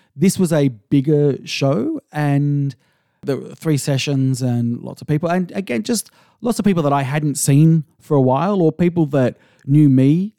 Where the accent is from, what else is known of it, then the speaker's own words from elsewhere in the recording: Sydney, New South Wales, Australia; moved away; I'm, I'm originally from Sydney